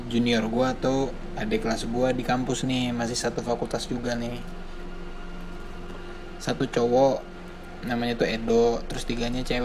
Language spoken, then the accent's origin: Indonesian; Indonesia; gue bukan orang Portugal gue asli Indonesia